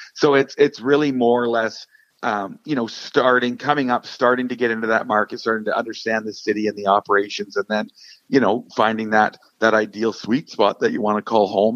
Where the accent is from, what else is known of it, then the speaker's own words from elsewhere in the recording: Fort St. John, British Columbia, Canada; born and raised in Fort St. John.